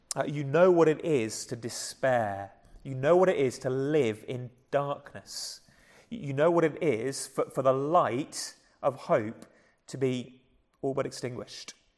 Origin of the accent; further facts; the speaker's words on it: England, United Kingdom; accent: English; my English accent